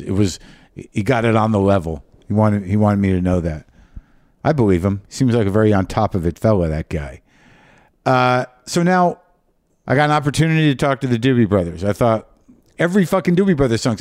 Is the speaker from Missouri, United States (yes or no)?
no; New Mexico, United States; I grew up in New Mexico